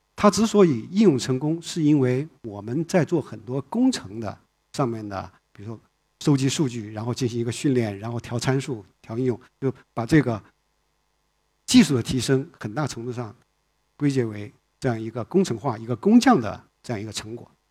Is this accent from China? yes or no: yes; China; 我们在中国长大的